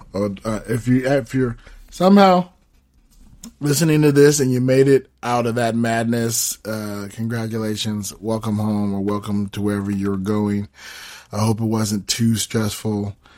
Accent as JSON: {"language": "English", "region": "Southern California", "country": "United States", "moved": "yes", "said": "I'm originally from Southern California. So, that's where my family is"}